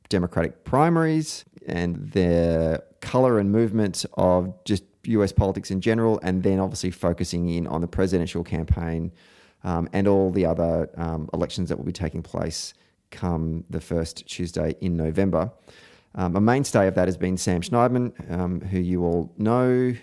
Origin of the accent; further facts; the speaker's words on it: Victoria, Australia; I'm a bad Victorian